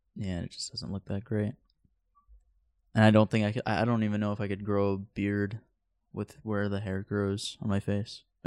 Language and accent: English; Central Point, Oregon, United States; also born or lived in Antioch, California / Rogue River, Oregon; We moved up here like a year after I was born, but what, it wasn't here in Central Point. It was like in Rogue River and then eventually really? we moved to uh, Central Point.